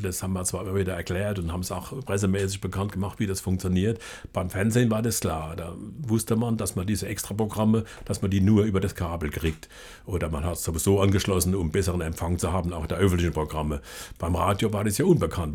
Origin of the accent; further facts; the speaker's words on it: Ludwigshafen / Palatinate region, Rhineland-Palatinate, Germany; in meiner Heimatregion hier.